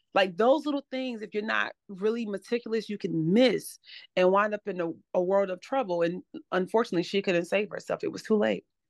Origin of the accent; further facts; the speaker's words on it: Atlanta, Georgia, United States; now in Charlotte, United States; live in Charlotte now, but I'm originally from Atlanta, Georgia.